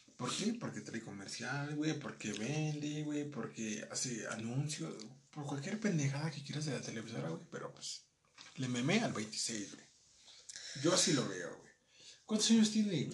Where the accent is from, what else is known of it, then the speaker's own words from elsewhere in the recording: Mexico; Nosotros como mexicanos